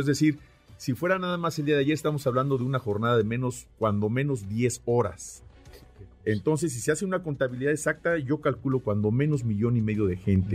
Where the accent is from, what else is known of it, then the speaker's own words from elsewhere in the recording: Mexico; nos hemos conformado como mexicanos